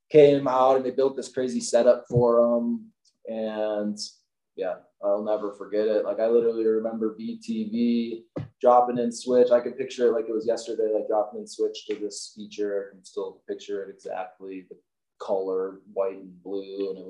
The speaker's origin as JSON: {"language": "English", "region": "Midwest", "country": "United States", "tie": "born or raised there", "lives_now": "Salt Lake City, United States", "said": "growing up in the Midwest, I'm always kind of dreaming about that."}